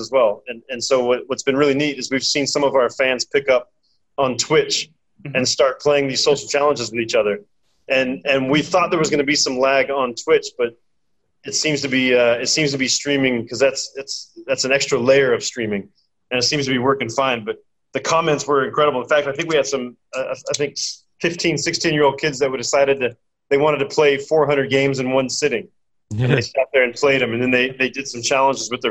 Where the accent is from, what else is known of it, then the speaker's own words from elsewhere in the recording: United States; I'm American, and I grew up on a Commodore 64